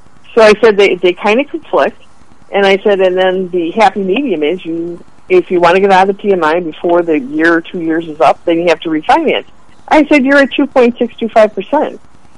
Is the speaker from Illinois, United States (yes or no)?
yes; Chicago, Illinois, United States; from Chicago. We know how it works.